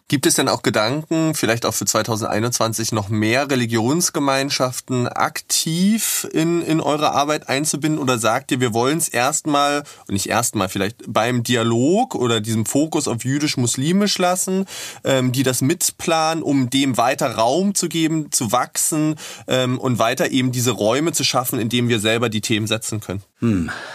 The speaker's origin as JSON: {"language": "German", "region": "Berlin", "country": "Germany", "said": "für mich als Berliner"}